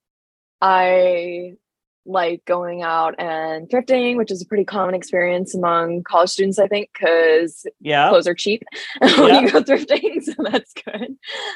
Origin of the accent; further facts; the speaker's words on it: Oahu, Hawaii, United States; moved away as an adult; now in Savannah, United States; I was born in Oahu.